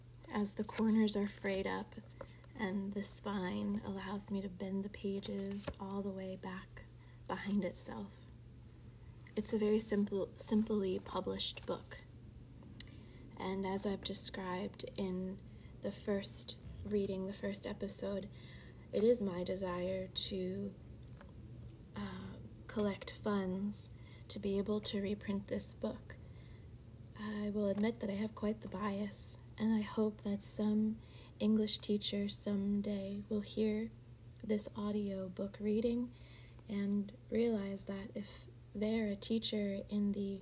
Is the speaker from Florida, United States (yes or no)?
no; Boyertown, Pennsylvania, United States; when I moved back to my hometown area, Boyertown